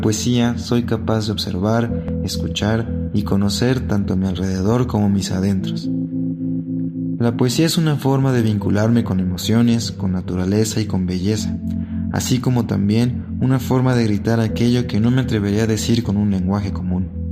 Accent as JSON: {"language": "Spanish", "region": "Mexico City", "country": "Mexico", "tie": "born or raised there", "said": "tengo 25 años y soy originario de la Ciudad de México"}